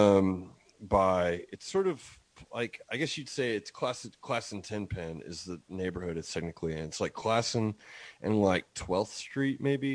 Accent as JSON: {"language": "English", "region": "Oklahoma", "country": "United States", "tie": "born or raised there", "also_born_or_lived": "Illinois", "said": "I've lived Oklahoma most of my life. I was born in Illinois, but I'm from here."}